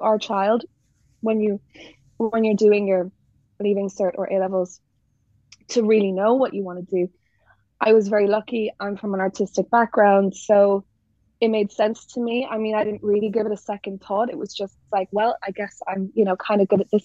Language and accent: English; Northern Ireland, United Kingdom; also born or lived in Dublin, Ireland; I'm from Northern Ireland. That's where I grew up.